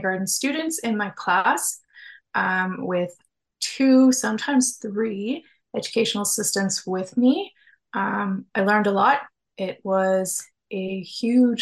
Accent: Southern Ontario, Canada; moved away as an adult; now in Timmins, Canada; I'm originally from Southern Ontario

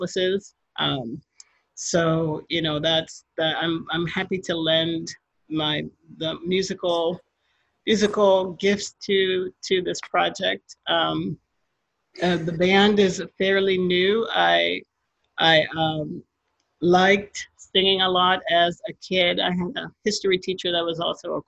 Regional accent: New York City, New York, United States; moved away as an adult; also born or lived in Trinidad; now in Elkhart, United States; I'm originally from Trinidad, which is an island in the Caribbean. I grew up in New York City

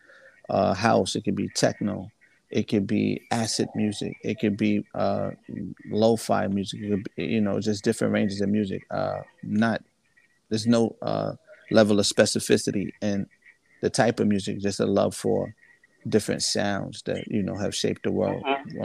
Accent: New Rochelle, New York, United States; also born or lived in Mount Vernon, New York / Virginia; I'm from Mount Vernon. I grew up in New Rochelle. Well, Mount Vernon, New Rochelle, and I spent some time in VA

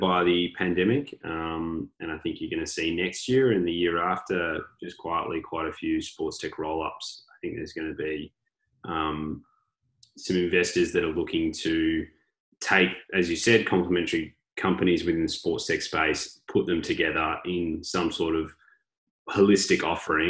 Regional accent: Victoria, Australia; I'm from Victoria

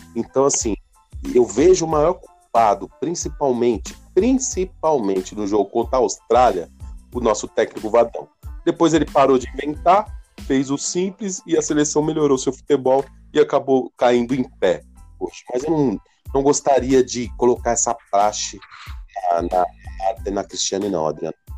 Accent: Brazil; Eu me senti representado como brasileiro

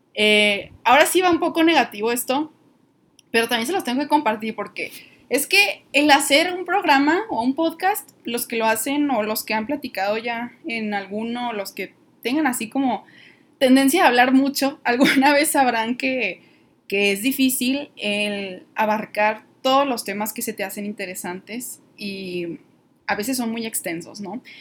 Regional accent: northern Mexico, Mexico; aquí en, el norte del país, donde, de donde yo soy

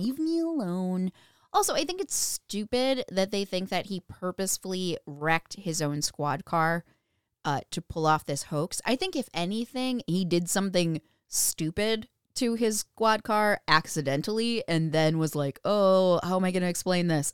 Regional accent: Minnesota, United States; we're from Minnesota

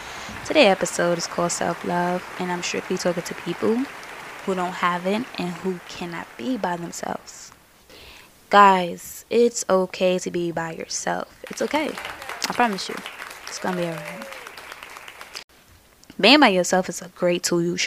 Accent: New York City, New York, United States; I'm from Brooklyn

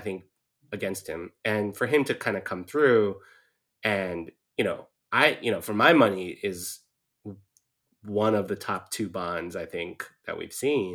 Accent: California, United States; now in East Coast, United States; as a Californian

